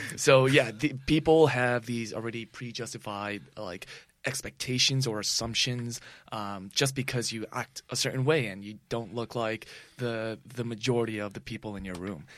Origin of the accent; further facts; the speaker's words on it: New York City, New York, United States; also born or lived in Long Island; born and raised in New York City